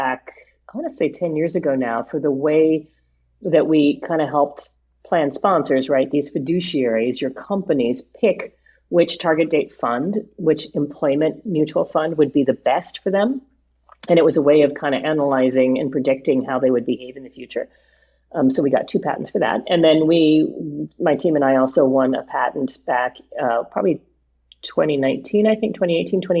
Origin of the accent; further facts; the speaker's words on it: Honolulu, Hawaii, United States; moved away as an adult; also born or lived in New Brunswick, New Jersey / Tokyo / Italy; now in New Jersey, United States; I grew up in Honolulu, actually, and my junior high school and high school language was Japanese